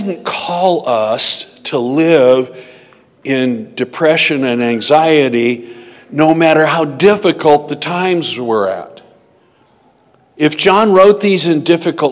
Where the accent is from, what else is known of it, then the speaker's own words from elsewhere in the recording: United States; I've always viewed myself as a Christian who's American